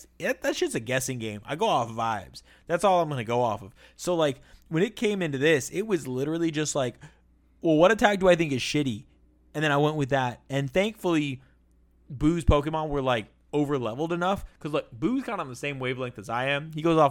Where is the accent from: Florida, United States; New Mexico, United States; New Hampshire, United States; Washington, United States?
Florida, United States; South; also born or lived in Miami; now in Phoenix, United States; I'm from South Florida. Lived in Miami. I now live in Phoenix.